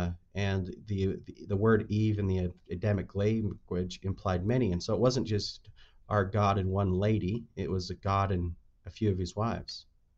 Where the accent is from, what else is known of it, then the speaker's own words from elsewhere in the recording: Salt Lake Valley, Utah, United States; I was raised in the Salt Lake Valley area, even though the main headquarters was there in Arizona. So I was raised in Utah.